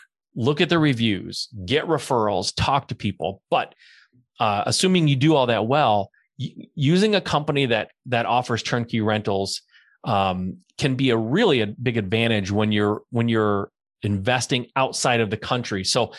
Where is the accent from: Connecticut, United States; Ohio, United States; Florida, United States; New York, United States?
Ohio, United States; Cleveland; moved away as an adult; now in San Diego, United States; but I'm from Cleveland, Ohio. I know Cleveland like the back of my hand. I lived there for 20 years.